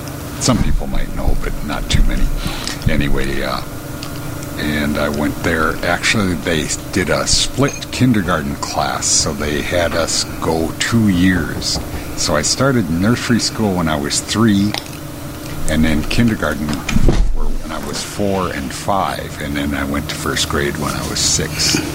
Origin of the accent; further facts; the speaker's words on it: Minneapolis, Minnesota, United States; also born or lived in Mankato, Minnesota / Lincoln, Nebraska / Robbinsdale, Minnesota; I was born in Minneapolis. Lived here most of the time, except for when I went to college. I went to Mankato State, Mankato is about 90 miles southwest